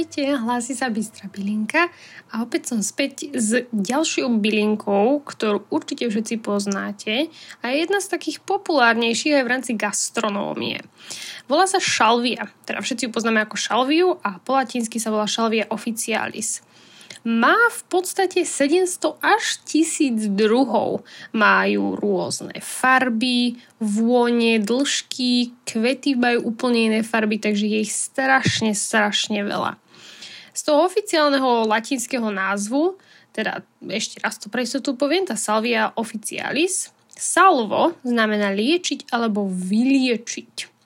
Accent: Bratislava, Bratislava Region, Slovakia; pochádzame z Bratislavy

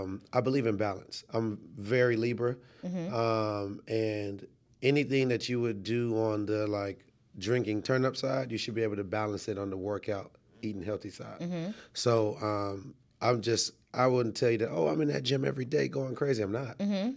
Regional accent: Trinidad & Tobago; born there; also born or lived in Canada / New York / Florida / South Carolina; So I was born in Trinidad and Tobago. And I've lived a lot of places. I've lived in, as a child, I've lived in Canada, New York, Florida, South Carolina, and obviously Atlanta.

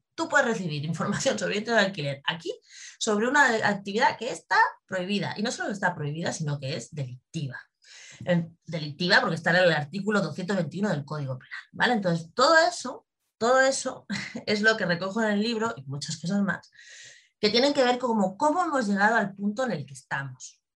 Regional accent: Spain

